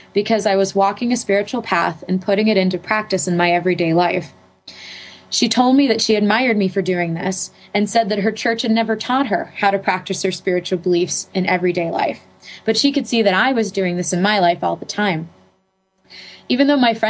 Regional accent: Pittsburgh, Pennsylvania, United States; I'm from Pittsburgh, Pennsylvania

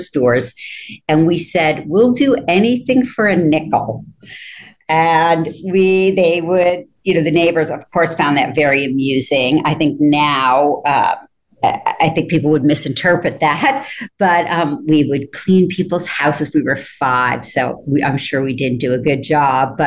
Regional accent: Rochester, New York, United States; moved away as an adult; also born or lived in Ithaca, New York / Switzerland; I was born in Ithaca, but my family moved to Rochester

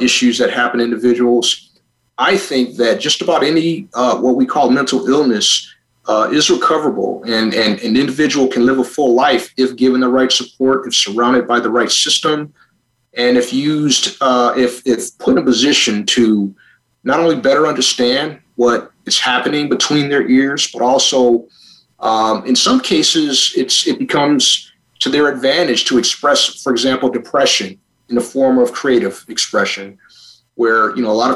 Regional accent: Buffalo, New York, United States; I was just an ordinary kid growing up in Buffalo, New York

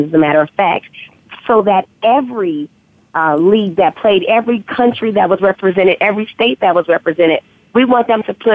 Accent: Chicago, Illinois, United States; I am from Chicago, born and raised.

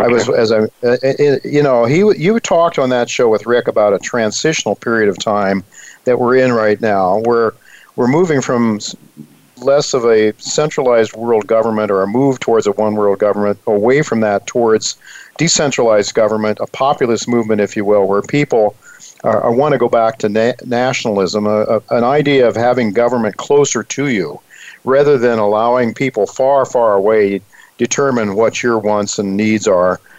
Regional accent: Dalton, Ohio, United States; now in New York City, United States; when I was a young kid growing up in Dalton, Ohio

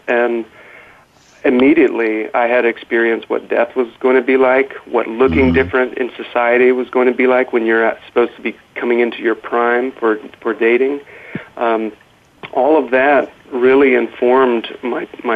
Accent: North Carolina, United States; we were airlifted back to North Carolina from where I'm from

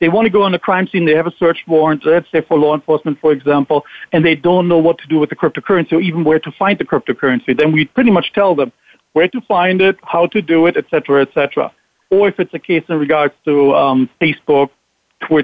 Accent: Germany; moved away as an adult; now in Florida, United States; born and raised in Germany, went to the military in Germany, speak fluent German

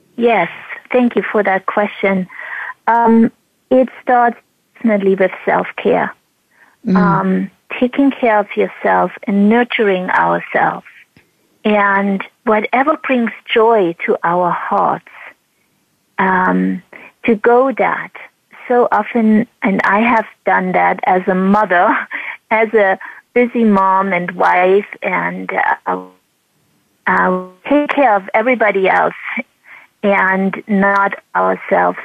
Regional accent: East Germany, Germany; moved away; growing up in East Germany under oppression

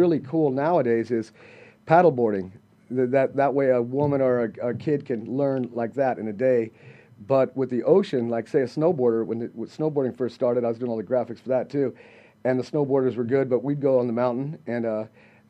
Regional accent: Southern California, United States; born or raised there

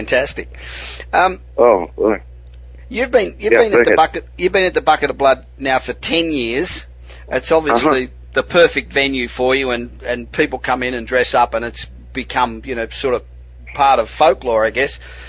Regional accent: Australia; moved away as an adult; now in Los Angeles, United States; I'm originally from Australia. I've been living in Los Angeles for 25 years, but I'm originally Australian

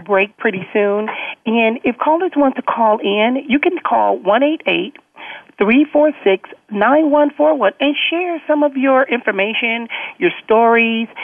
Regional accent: Compton, California, United States; growing up in Compton, most of my friends were always men

